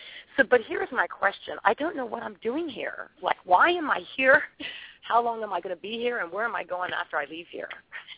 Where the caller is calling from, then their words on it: Key West, Florida, United States; also born or lived in California; My area code is California, but I'm calling from Key West, Florida.